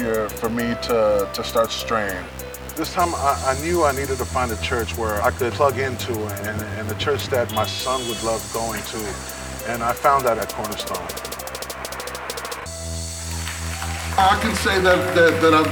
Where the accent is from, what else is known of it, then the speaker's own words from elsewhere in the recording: San Francisco, California, United States; I grew up here in San Francisco in the Mission District.